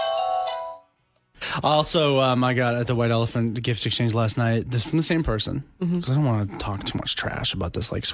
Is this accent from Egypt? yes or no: no; Canada; as a Canadian, you know what a pile of Timbits looks like